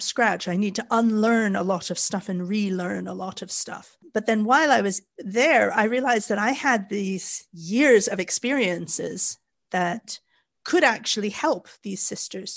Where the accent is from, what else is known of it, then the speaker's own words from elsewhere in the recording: Canada; moved away as an adult; also born or lived in Japan / Kuwait; now in Wales, United Kingdom; I was born and raised in Canada, where we are very, very mixed. So I grew up in Canada, but I moved to the UK